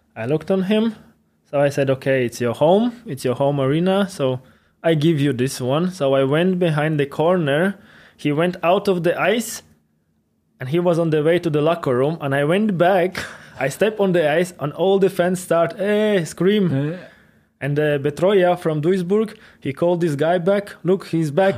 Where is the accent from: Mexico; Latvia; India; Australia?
Latvia; Ventspils; English is a second language; moved away as an adult; also born or lived in Liepāja, Latvia; now in Weiden, Germany; my hometown Ventspils